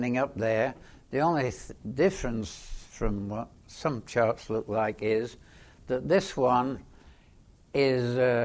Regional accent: England, United Kingdom; I was born in England, just about the outbreak of the Second World War

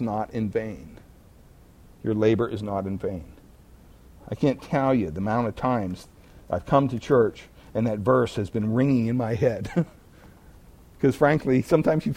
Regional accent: Pennsylvania, United States; I grew up in Pennsylvania

